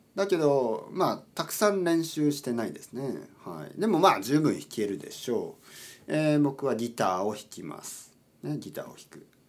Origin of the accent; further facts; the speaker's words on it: Oita, Japan; now in Tokyo, Japan; 僕の出身大分県です九州の大分県です